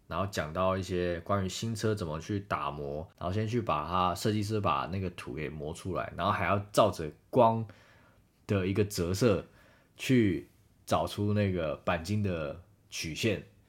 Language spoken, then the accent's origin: Chinese; Taiwan; 我们是台湾来的嘛